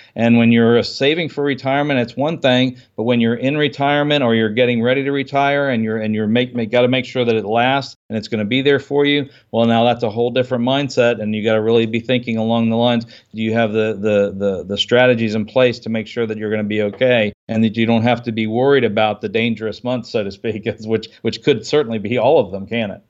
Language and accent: English; United States; I grew up outside the Washington, D C area